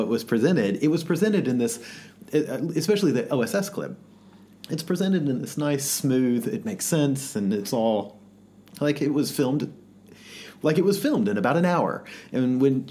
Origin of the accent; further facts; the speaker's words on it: the South, United States; growing up in the South